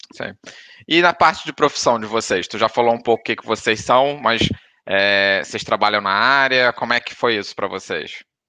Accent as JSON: {"language": "Portuguese", "region": "Rio de Janeiro", "country": "Brazil", "moved": "yes", "lives_now": "Portugal", "said": "a gente é carioca"}